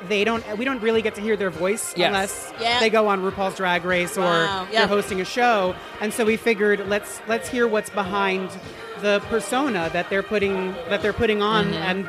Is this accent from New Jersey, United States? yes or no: yes; Teaneck, New Jersey, United States; I'm from Teaneck, New Jersey.